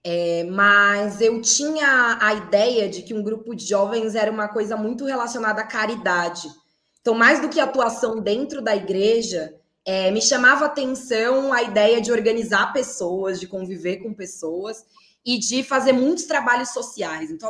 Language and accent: Portuguese; São Paulo, Brazil; Nascida e criada na Zona Leste de São Paulo. É, nasci no bairro de Sapopemba e cresci no bairro do Tatuapé, Carrão, ali naquela região.